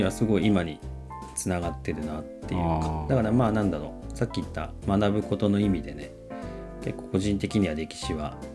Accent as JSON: {"language": "Japanese", "region": "Tokyo", "country": "Japan", "said": "あの出身は普通にあの東京なんですけど"}